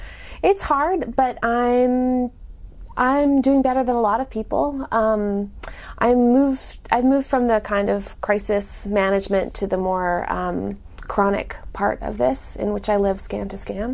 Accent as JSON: {"language": "English", "country": "Canada", "moved": "yes", "lives_now": "Durham, United States", "said": "I live in Durham, North Carolina, but I'm from Canada"}